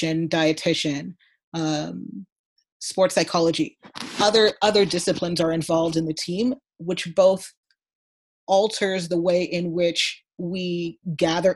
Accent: Canada; I'm Canadian

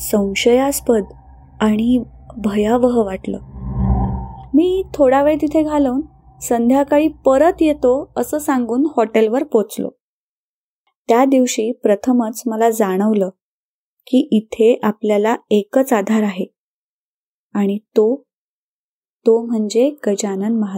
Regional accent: Narasapuram, Andhra Pradesh, India; first language Telugu; Marathi is a second language; आंध्र प्रदेशातील पश्चिम गोदावरी जिल्ह्यात नरसापुरम या लहान गावात माझा जन्म झाला माझं बालपण आणि शिक्षण आंध्र प्रदेशातच पार पडलं माझी मातृभाषा अर्थातच तेलगू

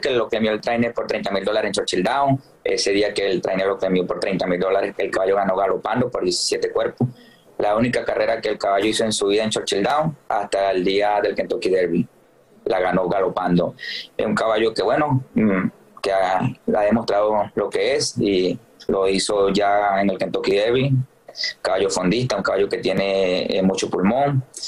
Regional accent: Venezuela; moved away; mi país

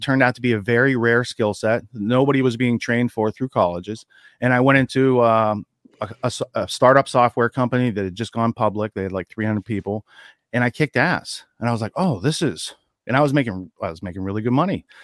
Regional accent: Western Pennsylvania, United States; moved away as an adult; also born or lived in New York City; growing up in Western Pennsylvania where I grew up in a small town

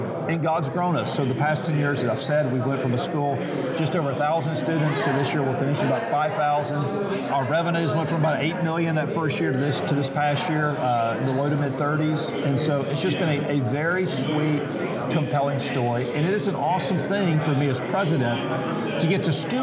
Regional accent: Mobile, Alabama, United States; moved away as an adult; also born or lived in Louisville, Kentucky; now in Kansas City, United States; I'm from Mobile, Alabama. My wife and I both are from the Gulf Coast

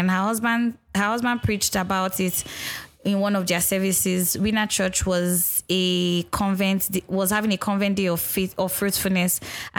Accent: Nigeria; being Nigerian, religion is a huge part

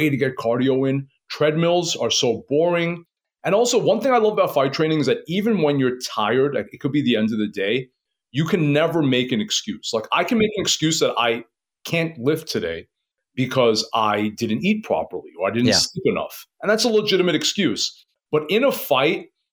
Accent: New York City, New York, United States; I was born and raised in Queens.

